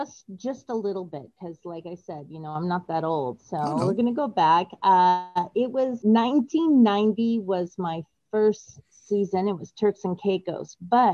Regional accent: Lancaster, California, United States; also born or lived in Manhattan Beach, California; I was living in California. I was in California. That's where I'm from. So was living in California

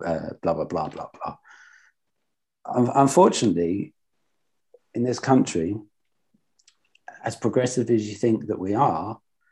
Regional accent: Luton, East of England, United Kingdom; I'm from Luton and we're so diverse in this town.

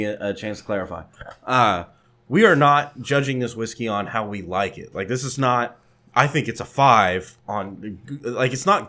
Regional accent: Texas, United States; I'm from Texas.

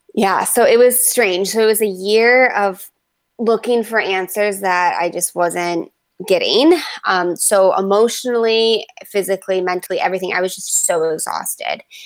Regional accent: Livonia, Michigan, United States; It's a, like a smaller town called Livonia, right outside of uh, Metro Detroit

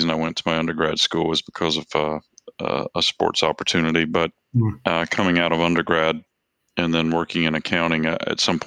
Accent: South Georgia, United States; also born or lived in Macon, Georgia; now in Washington, D.C. area, United States; I grew up in South Georgia

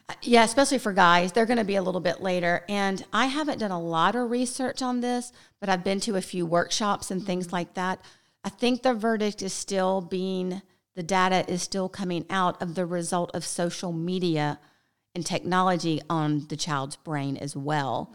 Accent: the South, United States; We're from the South

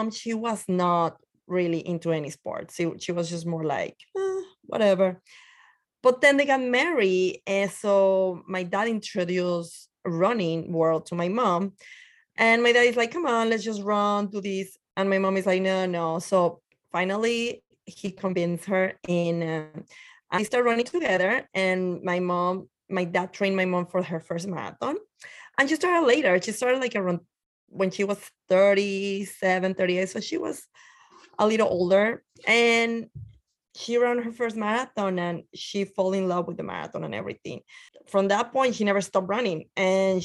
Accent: Torreón, Coahuila, Mexico; English is a second language; moved away as an adult; now in New York, United States; I'm originally from Mexico, in the north side called Torreon, Coahuila

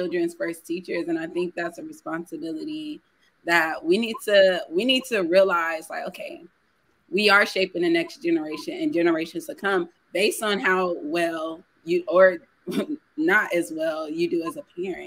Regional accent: San Antonio, Texas, United States; we're both from San Antonio

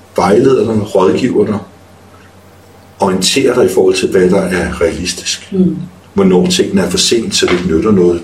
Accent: North Zealand, Capital Region of Denmark, Denmark; er født og opvokset op i Nordsjælland

